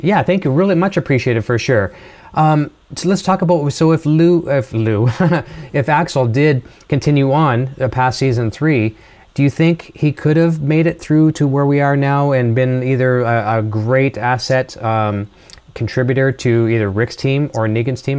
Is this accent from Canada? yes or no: yes; Canada; accent: Canadian; my Canadian accent